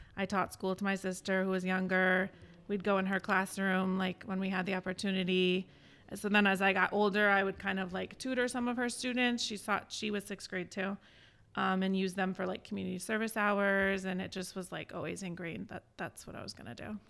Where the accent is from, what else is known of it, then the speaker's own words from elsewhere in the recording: East Greenwich, Rhode Island, United States; I grew up in East Greenwich